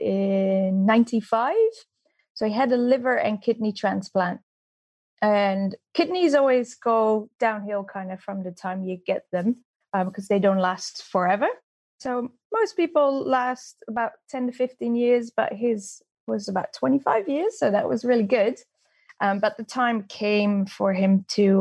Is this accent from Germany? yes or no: no; Netherlands; moved away as an adult; also born or lived in Austria; now in New Zealand; I'm Dutch, and I came to New Zealand about 13 years ago